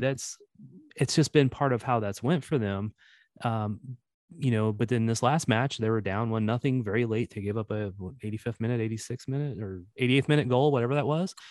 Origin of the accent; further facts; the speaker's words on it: Missouri, United States; accent: Missouri; my Missouri accent